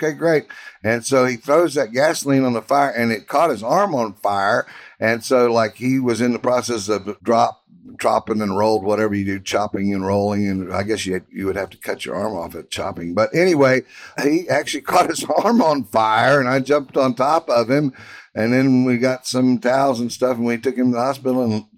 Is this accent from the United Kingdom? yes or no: no; Houston, Texas, United States; So that was kind of a big part of the excitement about growing up in Houston.